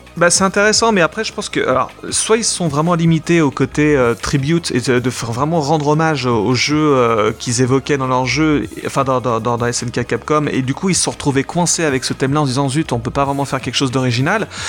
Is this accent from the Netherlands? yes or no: no; France; en tant que Français